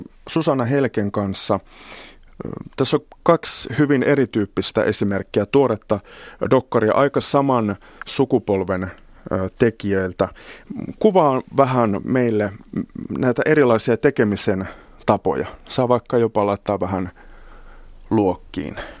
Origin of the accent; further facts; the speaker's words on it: Kemijärvi, Lapland, Finland; lapsuudessani Kemijärvellä Lapissa ei juuri saamelaisten historiasta tai kulttuurista puhuttu